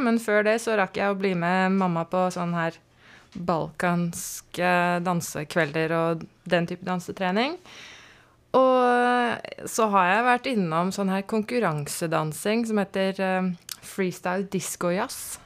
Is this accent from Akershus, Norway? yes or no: yes; Strømmen, Akershus, Norway; also born or lived in Marburg, Germany / Lillestrøm; vi flytta mye rundt, men så landa vi på Strømmen akkurat tidsnok til å begynne i første klasse